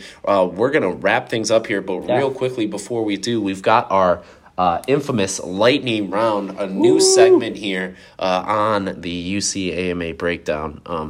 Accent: Cleveland, Ohio, United States; I'm from Cleveland, so our winters are a lot worse.

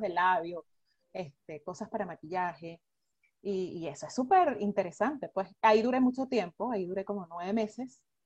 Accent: Venezuela; moved away; nosotros como venezolanos

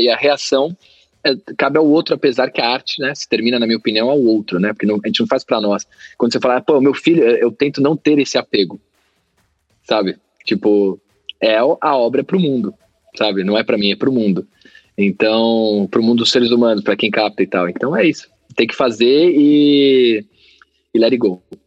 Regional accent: Brazil; a gente é brasileiro

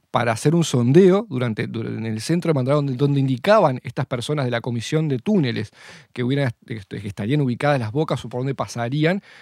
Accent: Maldonado, Uruguay; porque yo soy de Maldonado

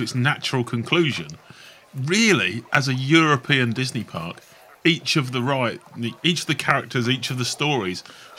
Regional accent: England, United Kingdom; accent: English; I have an English accent.

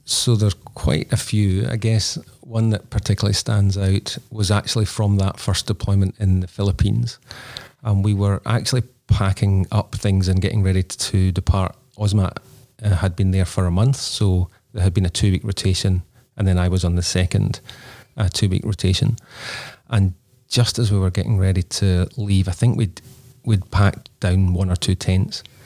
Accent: Scotland, United Kingdom; now in Australia; we're both Scottish originally, so we don't have family in Australia.

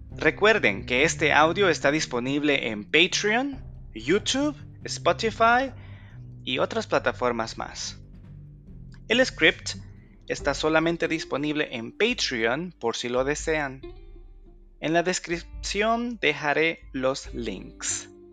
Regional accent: El Salvador; mi lindo país, El Salvador

